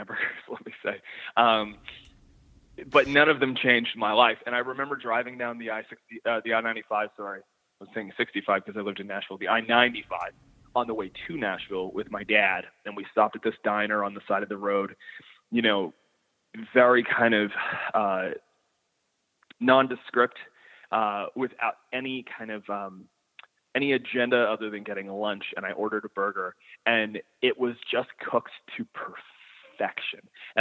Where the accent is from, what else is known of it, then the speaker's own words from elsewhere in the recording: the Maritimes, Canada; my upbringing as a maritimer